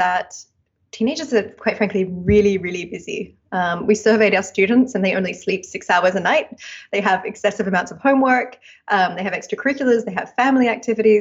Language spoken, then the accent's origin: English; Australia; moved away as an adult; now in United States; as you can probably hear, I'm Australian, and I did my architecture degree in Australia.